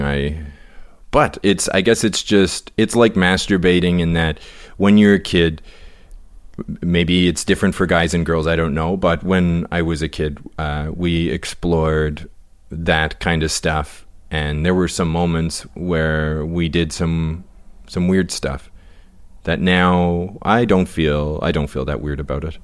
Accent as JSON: {"language": "English", "region": "the Maritimes", "country": "Canada", "said": "we're from the Maritimes"}